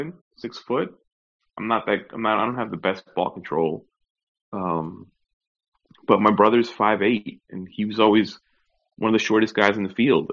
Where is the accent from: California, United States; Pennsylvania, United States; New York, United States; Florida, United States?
New York, United States; born or raised there; now in Orlando, United States